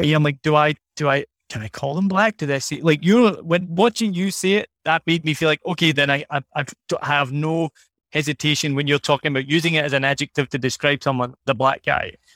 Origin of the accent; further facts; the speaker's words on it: Scotland, United Kingdom; moved away; I'm from Scotland